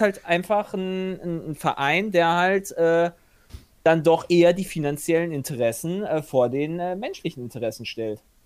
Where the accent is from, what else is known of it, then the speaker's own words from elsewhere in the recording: Germany; also born or lived in Hungary; als Deutscher